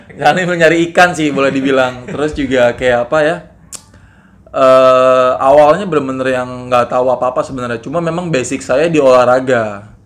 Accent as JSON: {"language": "Indonesian", "country": "Indonesia", "also_born_or_lived": "Bali"}